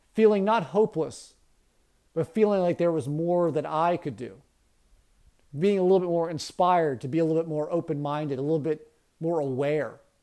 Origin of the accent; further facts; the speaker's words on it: Baltimore County, Maryland, United States; growing up in Baltimore County